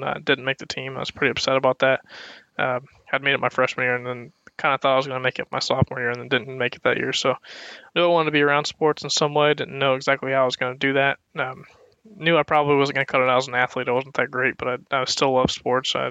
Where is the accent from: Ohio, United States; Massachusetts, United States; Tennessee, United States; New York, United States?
Ohio, United States; Dayton; also born or lived in Bowling Green, Ohio; big born and raised Dayton, big Northmont football fan here